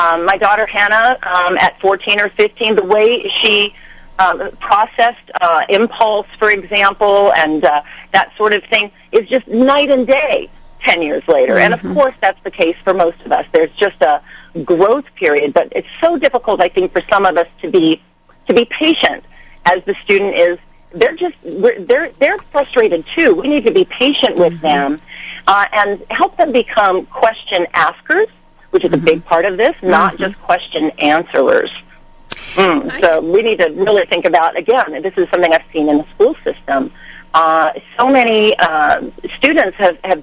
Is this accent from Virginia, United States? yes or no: yes; Manassas, Virginia, United States; moved away as an adult; also born or lived in New York City; now in Los Angeles, United States; I am from the East Coast. My father was in the Navy. I grew up in Manassas, Virginia.